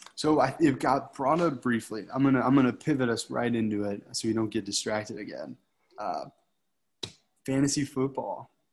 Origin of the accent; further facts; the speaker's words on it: Michigan, United States; moved away as an adult; growing up in Michigan